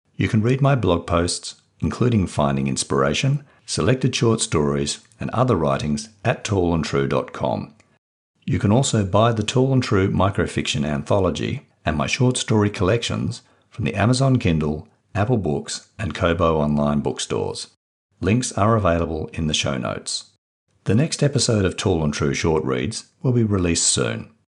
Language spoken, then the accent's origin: English; Perth, Western Australia, Australia; I grew up in Perth, Western Australia